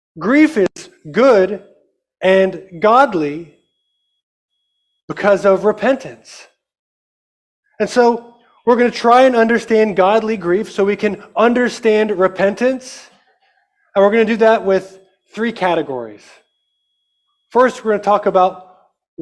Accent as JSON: {"language": "English", "town": "Amarillo", "region": "Texas", "country": "United States", "tie": "born or raised there", "said": "I am from Amarillo, Texas. I'm very proud of the fact that I'm from Texas."}